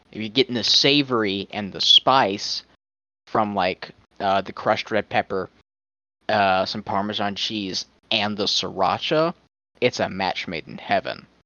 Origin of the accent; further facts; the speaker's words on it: the South, United States; I'm from the south.